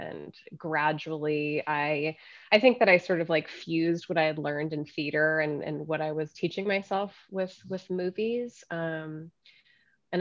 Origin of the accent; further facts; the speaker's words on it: Los Angeles, California, United States; moved away as an adult; also born or lived in New York; I grew up in Los Angeles